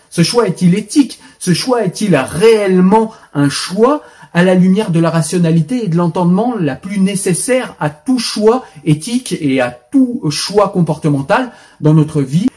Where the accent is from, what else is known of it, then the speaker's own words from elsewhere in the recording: France; je suis français, pas israélien